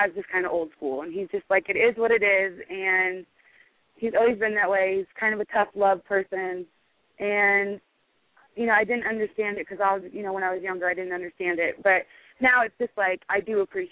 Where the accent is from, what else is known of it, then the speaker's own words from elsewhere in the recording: Nebraska, United States; I'm from Nebraska